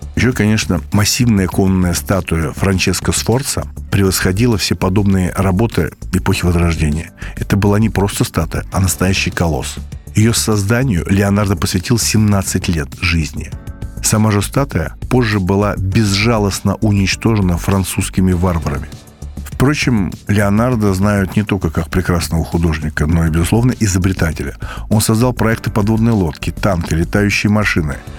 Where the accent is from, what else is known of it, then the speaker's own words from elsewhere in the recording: Moscow, Russia; из Москвы